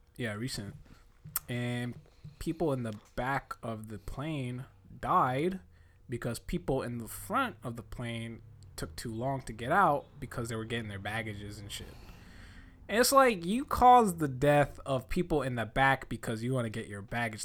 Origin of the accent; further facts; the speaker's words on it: United States; I'm from the States.